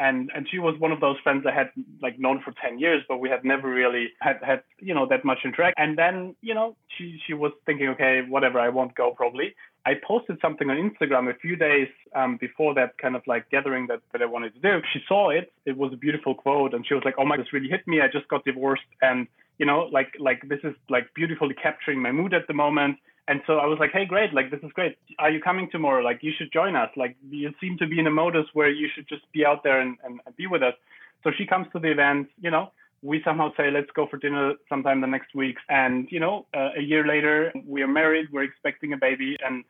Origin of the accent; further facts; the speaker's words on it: Germany; English is a second language; In Germany.